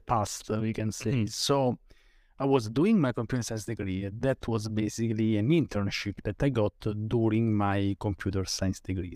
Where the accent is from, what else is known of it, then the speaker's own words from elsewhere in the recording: Rome, Lazio, Italy; I'm from Rome, Italy